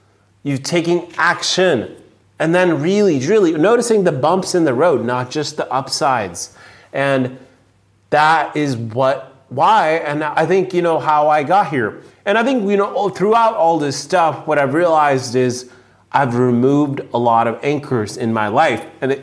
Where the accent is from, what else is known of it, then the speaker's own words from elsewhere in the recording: India; now in San Diego, United States; I grew up in India. I moved from India to US.